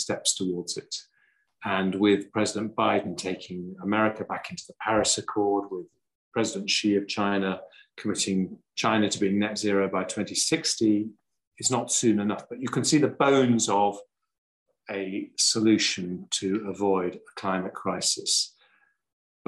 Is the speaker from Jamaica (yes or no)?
no; England, United Kingdom; I'm very English